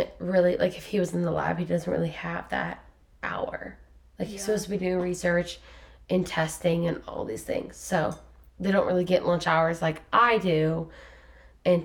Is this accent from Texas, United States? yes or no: no; Lima, Ohio, United States; moved away as an adult; now in Columbus, United States; I went to my hometown, Lima